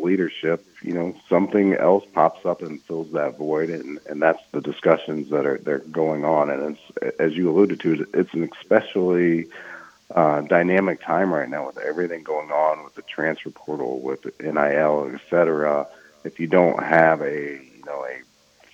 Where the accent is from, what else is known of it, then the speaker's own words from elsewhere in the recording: Indianapolis, Indiana, United States; they sit here in my hometown